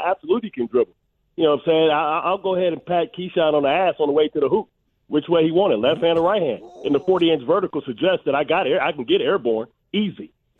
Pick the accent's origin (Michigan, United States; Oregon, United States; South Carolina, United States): Michigan, United States; Detroit; Everybody knows I'm from Detroit.